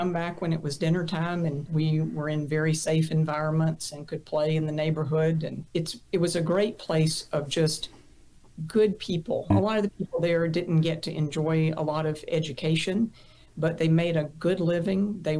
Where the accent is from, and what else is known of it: Kannapolis, North Carolina, United States; born or raised there